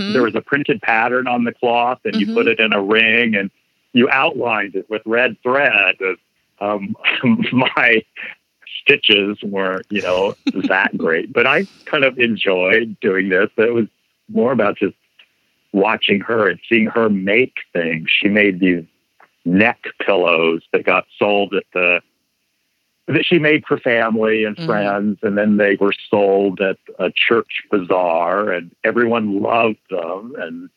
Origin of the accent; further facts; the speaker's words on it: Indiana, United States; my hometown in Indiana